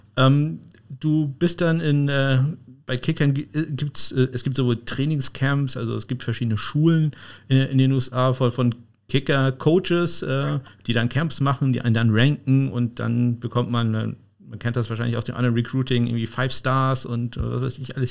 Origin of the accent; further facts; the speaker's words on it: Northern Germany, Germany; zumindest ich als Norddeutscher